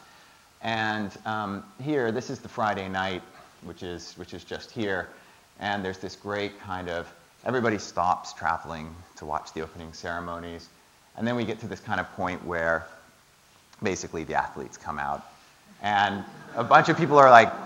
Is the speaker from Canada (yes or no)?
yes; Toronto, Ontario, Canada; now in London, United Kingdom; I grew up in Toronto